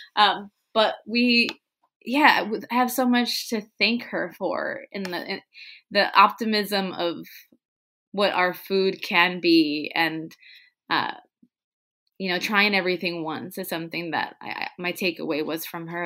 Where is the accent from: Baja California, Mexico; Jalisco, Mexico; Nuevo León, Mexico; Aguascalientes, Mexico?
Baja California, Mexico; Tijuana; English is a second language; moved away; when we were growing up in Tijuana. We were learning English the same time my parents, my mom was.